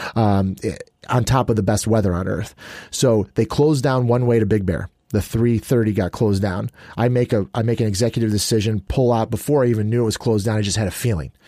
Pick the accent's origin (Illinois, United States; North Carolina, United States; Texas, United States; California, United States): Illinois, United States; Chicago; moved away; I grew up in Chicago.